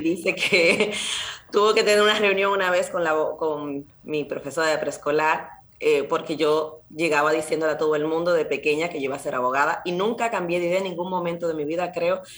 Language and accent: Spanish; Santo Domingo, Distrito Nacional, Dominican Republic; now in Spain; yo soy dominicana, eh, nací en la República Dominicana, en Santo Domingo, y mis padres también